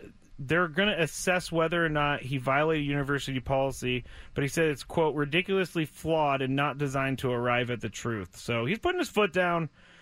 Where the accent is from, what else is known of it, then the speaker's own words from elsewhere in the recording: United States; We're American. That's what I grew up